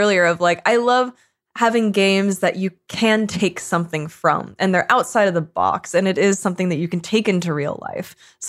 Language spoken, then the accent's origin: English; Canada; as a Canadian